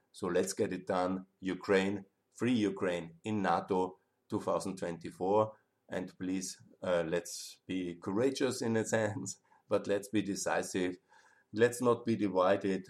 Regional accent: Austria; I'm from Austria.

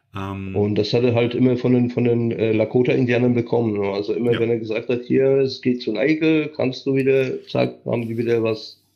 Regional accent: Silesian Voivodeship, Poland; moved away; ich bin, wie gesagt, in Oberschlesien geboren mit österreichischen Wurzeln, also mütterlicherseits sind alle aus Österreich.

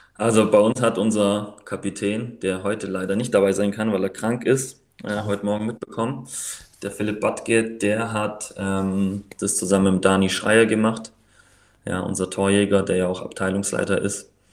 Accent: Riedlingen, Baden-Württemberg, Germany; moved away as an adult; also born or lived in Pfrondorf; now in Tübingen, Germany; Ich komme aus Riedling, also Geburtsort von Mario Gomez. Mario Gomez. ja. Wer das kennt, also Landkreis Biberach und bin dann nach dem Abi nach Tübingen

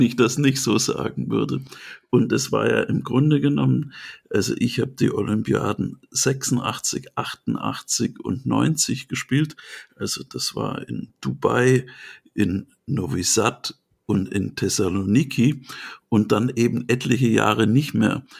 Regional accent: Swabia, Germany; Ich bin ja Schwabe.

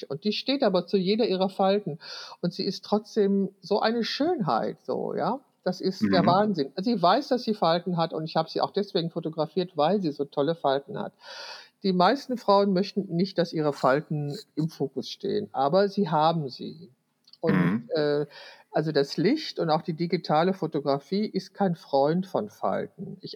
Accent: Wülfrath, North Rhine-Westphalia, Germany; Wülfrath ist meine Geburtsstadt, also da wo ich 20, 21 Jahre gelebt habe

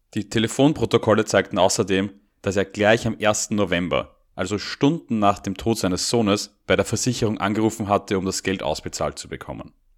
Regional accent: Austria

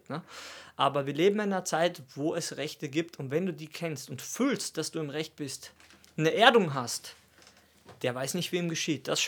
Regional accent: Austria; Und für mich ist das krass, weil ich komme aus Österreich.

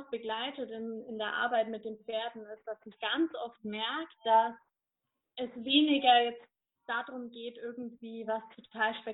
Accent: Bavaria, Germany; Ich komme aus der Region Nürnberg-Fürth-Erlangen

